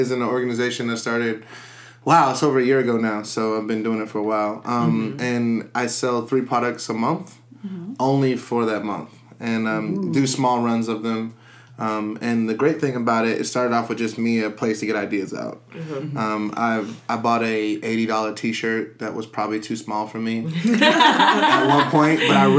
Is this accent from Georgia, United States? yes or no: yes; Marietta, Georgia, United States; I'm a designer from Marietta, Georgia.